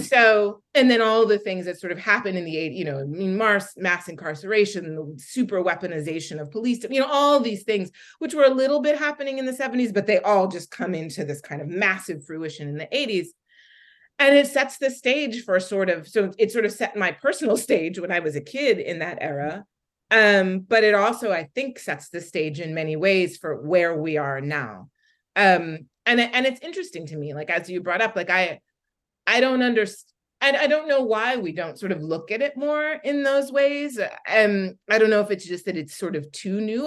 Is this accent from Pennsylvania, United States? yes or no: yes; Philadelphia, Pennsylvania, United States; I'm from Philadelphia and I grew up in Philadelphia in the 80s